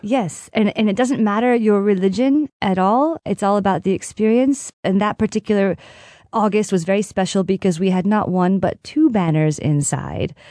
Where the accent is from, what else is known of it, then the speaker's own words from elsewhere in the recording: United States; now in Siena, Italy; I am American, but I, I was adopted into this Contrada